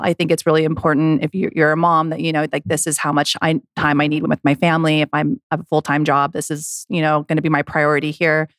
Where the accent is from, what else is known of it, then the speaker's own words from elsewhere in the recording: United States; I grew up in Lake Tahoe, I was a snowboarder